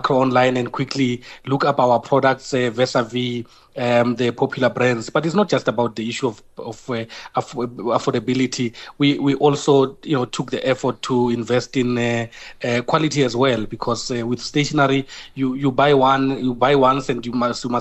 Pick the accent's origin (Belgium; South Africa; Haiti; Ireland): South Africa; who we are as South African.